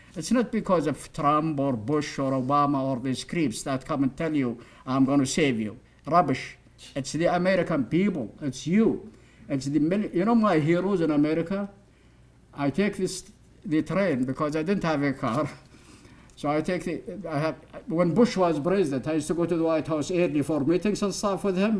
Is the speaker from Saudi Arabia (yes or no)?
yes; Saudi Arabia; now in United States; when I was growing up in Saudi Arabia